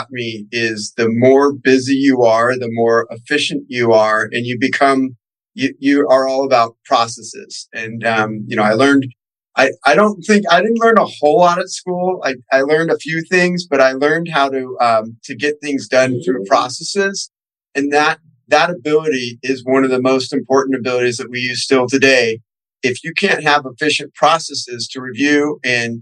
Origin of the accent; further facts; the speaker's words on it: Newport Beach, California, United States; also born or lived in San Diego; I grew up here in Orange County, California, in Newport Beach area